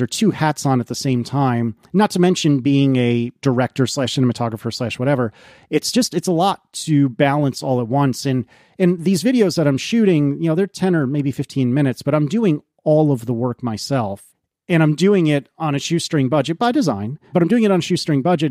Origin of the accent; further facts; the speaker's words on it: United States; I'm American